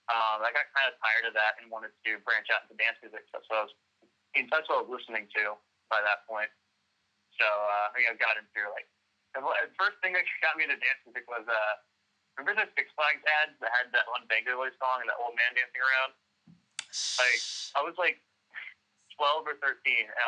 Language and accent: English; Dallas, Texas, United States; also born or lived in Arlington, Texas; I've been grew up in uh, Dallas, for Arlington really, but you know, did the actual growing in Dallas